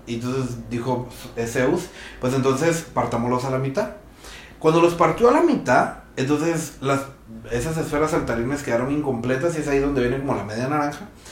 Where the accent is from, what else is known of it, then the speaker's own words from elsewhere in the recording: Guatemala; siendo guatemaltecos, creo que intrínsecamente en nosotros está